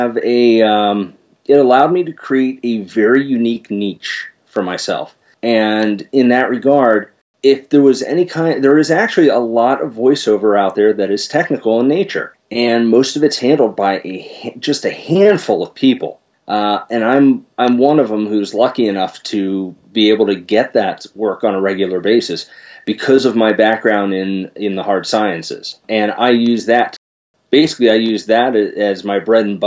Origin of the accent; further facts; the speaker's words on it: Philadelphia, Pennsylvania, United States; my hometown of Philadelphia